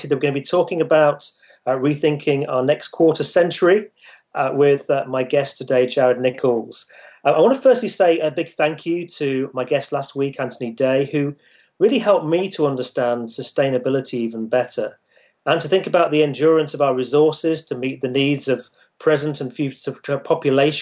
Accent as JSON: {"language": "English", "country": "United Kingdom", "tie": "born or raised there", "said": "the UK division, which is my home country"}